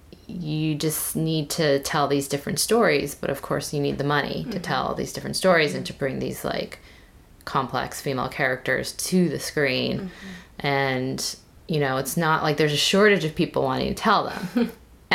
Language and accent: English; United States; growing up as Korean American in this small town where I was literally the only Asian person